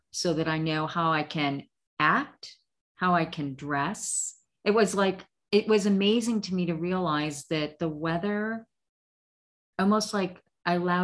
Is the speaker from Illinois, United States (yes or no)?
yes; Illinois, United States; moved away as an adult; also born or lived in Maryland / Arizona; I initially grew up in Illinois